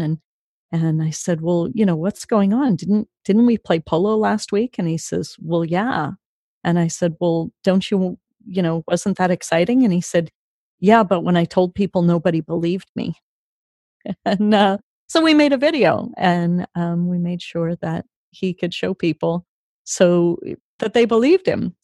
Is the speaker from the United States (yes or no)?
yes; Sacramento, California, United States; I grew up mostly in Sacramento, and uh, Sacramento summers are really hot